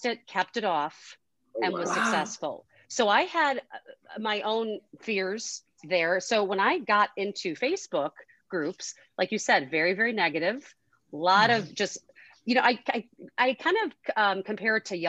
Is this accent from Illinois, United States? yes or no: yes; Chicago, Illinois, United States; I'm from Chicago